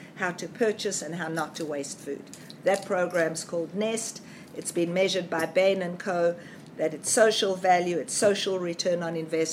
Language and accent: English; South Africa; now in Australia; I was born in South Africa